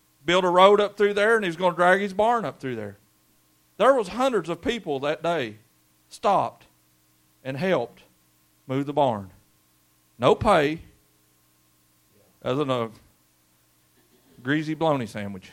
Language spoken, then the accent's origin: English; Brary, Kentucky, United States; We grew up in Brary. That's before the double A, and it was just a little road going up Brary